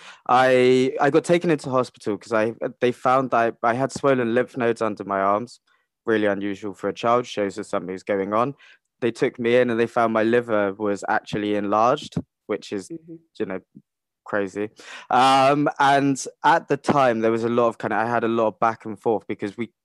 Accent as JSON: {"language": "English", "area": "Cornwall", "region": "South West England", "country": "United Kingdom", "tie": "born or raised there", "said": "I grew up in Cornwall"}